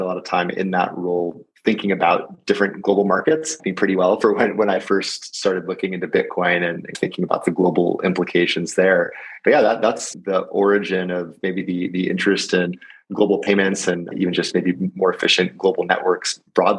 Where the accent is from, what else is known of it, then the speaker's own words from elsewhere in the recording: Southern California, United States; I grew up in Southern California and then ultimately, as you pointed out, went to UCLA